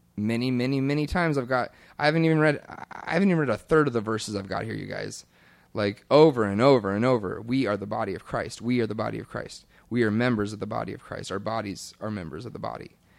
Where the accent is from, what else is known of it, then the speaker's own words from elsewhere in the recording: Kentucky, United States; moved away; my home church growing up in Kentucky